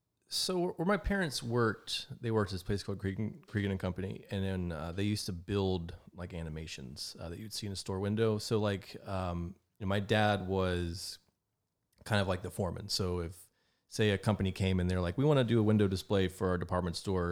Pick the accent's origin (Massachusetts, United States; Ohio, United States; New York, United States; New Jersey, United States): Ohio, United States; Rayland; Well, I grew up on County Road 15, which is our post office was in Rayland, Ohio. So our we were technically in Raylan, but we were kind of out in the country. But yeah, so I grew up close to Steubenville, Ohio.